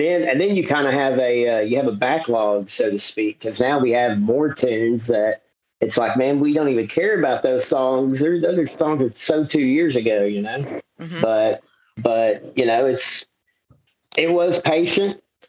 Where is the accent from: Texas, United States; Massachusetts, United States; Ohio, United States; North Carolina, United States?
Texas, United States; Dallas; also born or lived in Fort Worth; I'm kind of a mutt of Dallas and Fort Worth. You know, my dad is a native of Mansfield, and then my mom's a native of Irving, which are Dallas and Tarrant County. And I bounced between the two growing up